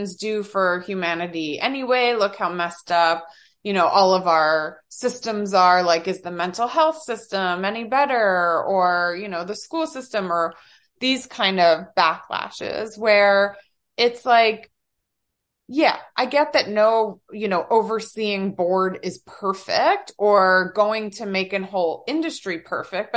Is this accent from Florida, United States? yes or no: no; New Jersey, United States; I'm from Jersey.